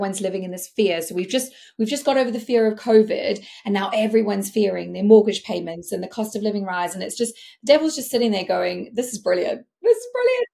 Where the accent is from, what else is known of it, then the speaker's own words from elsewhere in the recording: South Africa; I'm South African, like it's in my blood. We are competitive people.